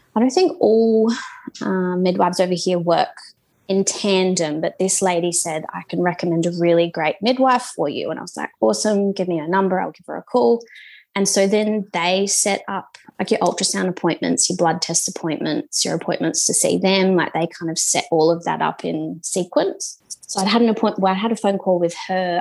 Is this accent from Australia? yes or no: yes; Esperance, Western Australia, Australia; moved away as an adult; now in New Zealand; My hometown's Esperance